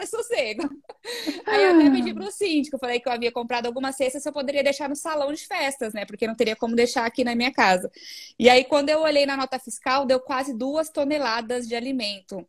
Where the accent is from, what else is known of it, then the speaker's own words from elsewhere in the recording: Osasco, São Paulo, Brazil; eu sou de Osasco